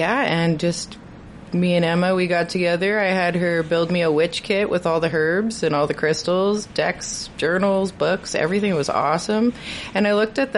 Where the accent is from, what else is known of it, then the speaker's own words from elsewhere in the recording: Montreal, Quebec, Canada; moved away; also born or lived in Hazleton; I was born in Hazleton, from Montreal, been here for about 12, 13 years now.